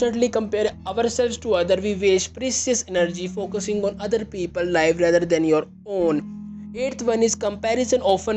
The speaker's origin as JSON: {"language": "English", "country": "India", "said": "I am from India"}